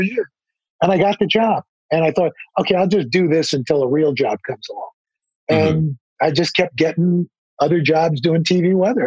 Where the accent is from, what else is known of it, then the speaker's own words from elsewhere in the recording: New York, United States; I grew up in New York